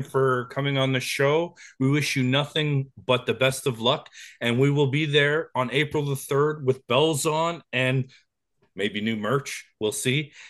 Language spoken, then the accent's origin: English; Canada; we're Canadian